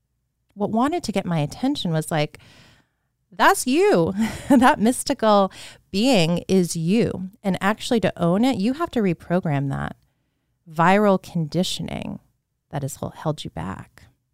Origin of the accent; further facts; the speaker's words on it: Leesburg, Virginia, United States; I remember being a child in the home I grew up in Leesburg, Virginia, which is a beautiful town to grow up in. Now it's pretty much a suburb of DC.